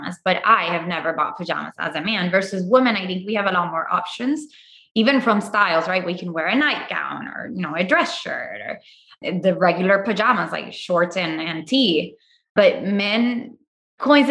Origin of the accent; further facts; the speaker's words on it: Puerto Rico; moved away as an adult; also born or lived in Chicago / Miami / Tulum; now in Austin, United States; I'm originally from Puerto Rico. I first came to the US for my undergrad.